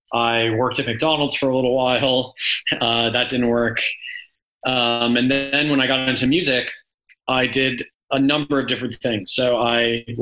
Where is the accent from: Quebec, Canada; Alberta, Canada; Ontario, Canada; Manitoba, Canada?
Ontario, Canada; Toronto; now in United Kingdom; I grew up in Toronto, Canada, in the suburbs